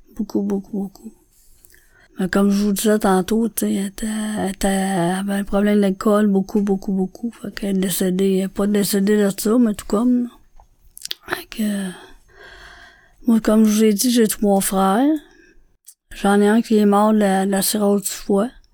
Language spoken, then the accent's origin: French; Montreal, Quebec, Canada; je suis née à Montréal